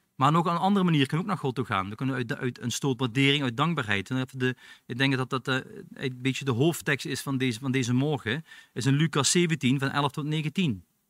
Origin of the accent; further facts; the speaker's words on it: Belgium; now in Netherlands; ik ben een Belg